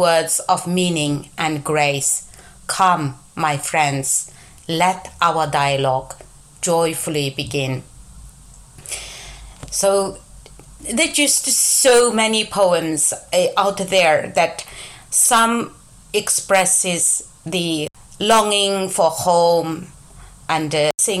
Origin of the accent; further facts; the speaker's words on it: Yining, Xinjiang, China; English is a second language; moved away as an adult; now in United Kingdom; I am from a city called Gulja, the northern part of East Turkestan, the so-called Xinjiang